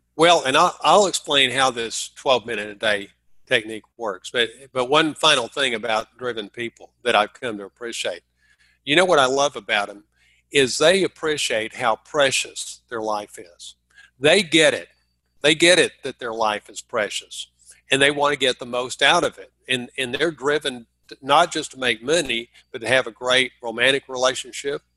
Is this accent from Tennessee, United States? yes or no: no; Dallas, Texas, United States; moved away; I'm from Dallas